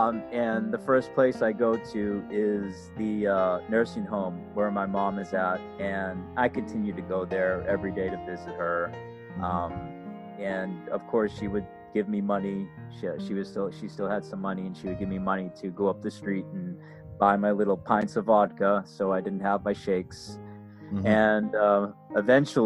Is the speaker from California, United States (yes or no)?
no; Massachusetts, United States; moved away as an adult; now in Florida, United States; I'm originally up from Massachusetts